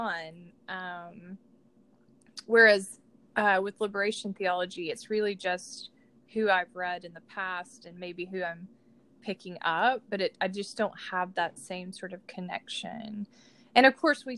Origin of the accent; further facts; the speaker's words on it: Georgia, United States; I grew up in Georgia and I grew up Southern Baptist